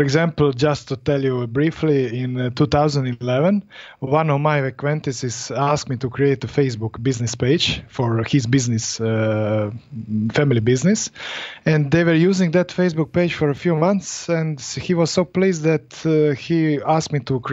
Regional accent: Split, Split-Dalmatia County, Croatia; I'm from Europe, Croatia, exactly, split

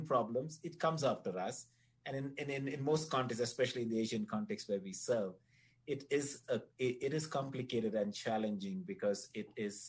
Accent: Chennai, Tamil Nadu, India; moved away; I was born in India.

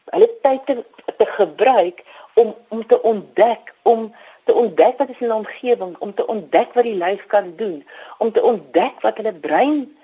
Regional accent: South Africa; ons as Afrikaners

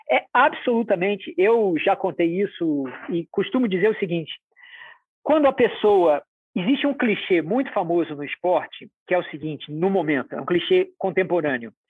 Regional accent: Rio de Janeiro, Brazil; born there; homem, nasci no Rio de Janeiro, classe média, esse é o meu ponto de vista.

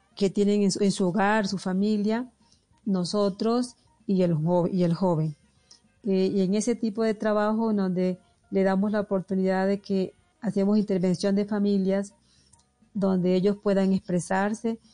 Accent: El Difícil, Magdalena, Colombia; accent: costeña; moved away as an adult; also born or lived in Santa Marta / Barranquilla; now in Pasto, Colombia; Y nací en un pueblo que se llama El Difícil Magdalena

